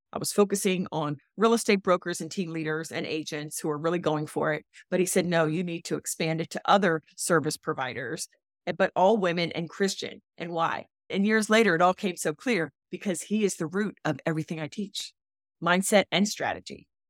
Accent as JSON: {"language": "English", "town": "Philadelphia", "region": "Pennsylvania", "country": "United States", "moved": "as an adult", "lives_now": "Charleston, United States", "said": "I'm a Philly girl. I'm a transplant."}